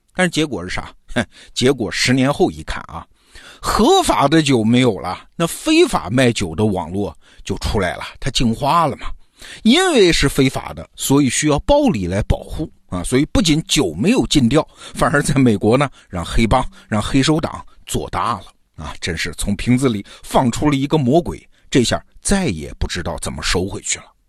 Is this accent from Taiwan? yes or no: no; China; 我们中国人